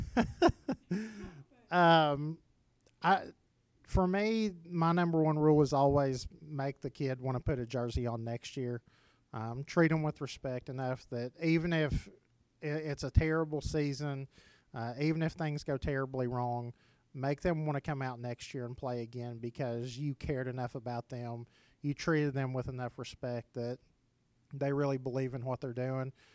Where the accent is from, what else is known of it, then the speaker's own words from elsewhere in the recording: Oliver Springs, Tennessee, United States; I got to go back home and, and coach in Oliver Springs